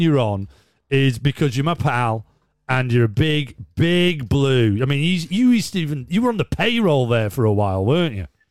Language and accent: English; Leeds, Yorkshire and the Humber, United Kingdom; now in Stockport, United Kingdom; We're based in Stockport, lad. I'm a Leeds lad.